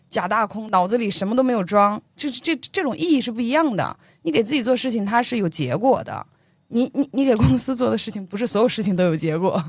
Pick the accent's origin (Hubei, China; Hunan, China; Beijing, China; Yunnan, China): Beijing, China; moved away as an adult; also born or lived in Anhui; now in Shanghai, China; 来自安徽， 从小一直生活在北京， 在去年的十一， 才刚刚来到上海